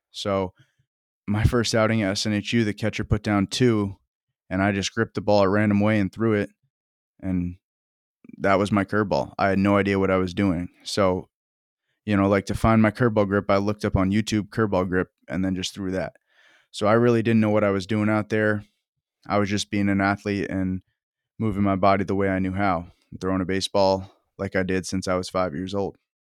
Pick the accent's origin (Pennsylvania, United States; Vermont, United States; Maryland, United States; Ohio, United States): Vermont, United States; I'm from Vermont, and I love that I, I came from that background